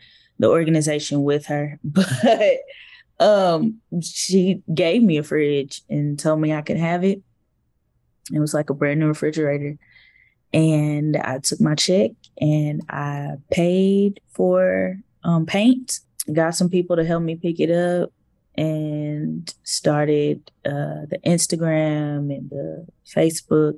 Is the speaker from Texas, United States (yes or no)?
yes; Fort Worth, Texas, United States; I'm from the Stop Six Projects, and so I know what food insecurity looks like